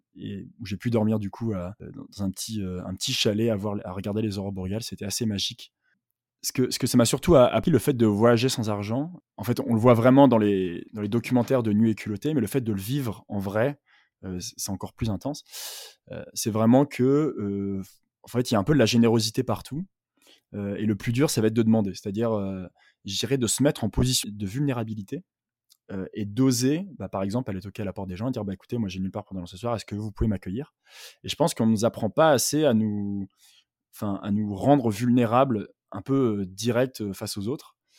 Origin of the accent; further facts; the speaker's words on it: Douai, Hauts-de-France, France; now in Paris, France; j'habite en ce moment à Paris, mais je viens du nord de la France, de Douai, à côté de Lille